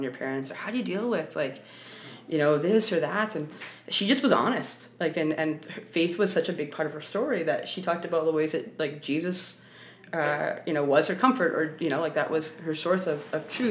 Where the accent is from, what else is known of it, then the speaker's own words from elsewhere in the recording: Vancouver, British Columbia, Canada; I grew up in Vancouver